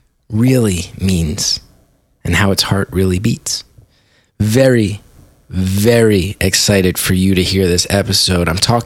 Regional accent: West Orange, New Jersey, United States; I grew up in West Orange. My father went to high school in Newark. Three of my grandparents lived in Newark. One of them immigrated to Newark.

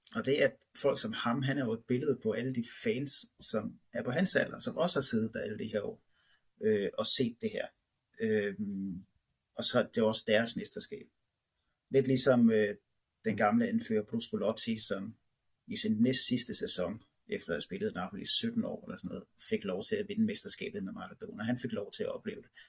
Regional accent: Holbæk, Zealand, Denmark; det lille lokale dagblad ude i Holbæk, området, hvor jeg kommer fra, Nordvestnyt

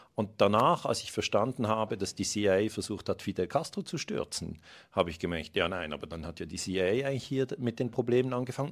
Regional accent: Switzerland; ich bin Schweizer Bürger

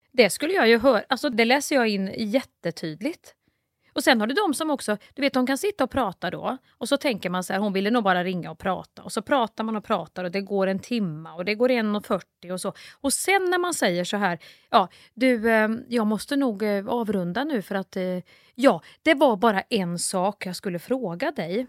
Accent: Kristinehamn, Värmland, Sweden; folk i Kristinehamn där jag kommer ifrån

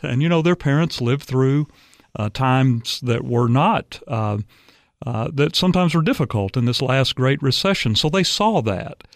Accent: Arkansas, United States; moved away as an adult; also born or lived in Dallas, Texas; now in Tennessee, United States; I'm from Arkansas originally.

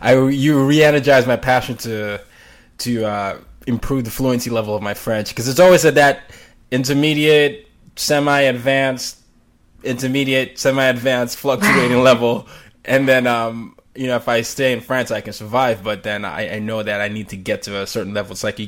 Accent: Nigeria; I had to learn the same because I'm Nigerian.

